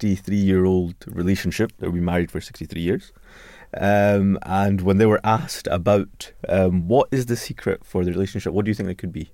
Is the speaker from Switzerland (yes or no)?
no; Scotland, United Kingdom; I'm from Scotland